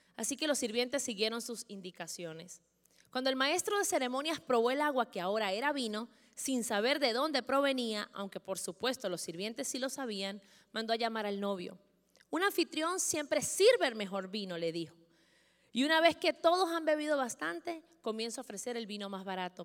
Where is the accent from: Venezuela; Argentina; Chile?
Venezuela; los que somos venezolanos